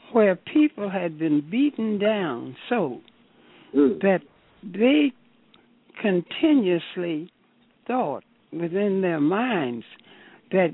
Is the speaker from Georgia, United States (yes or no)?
yes; Savannah, Georgia, United States; moved away; also born or lived in Alabama; I was born in Savannah, Georgia